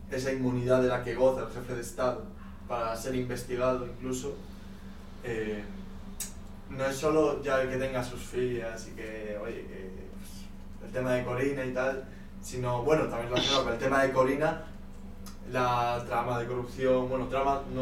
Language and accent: Spanish; Canary Islands, Spain; Entonces, yo que como soy canario no tengo, pues.